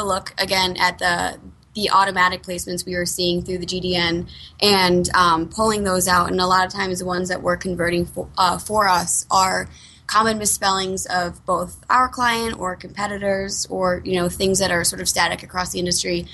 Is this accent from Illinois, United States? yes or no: no; Skaneateles, New York, United States; now in Denver, United States; I'm from Skaneateles, New York